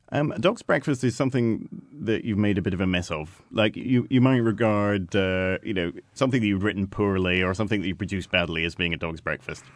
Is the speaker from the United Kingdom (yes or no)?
yes; United Kingdom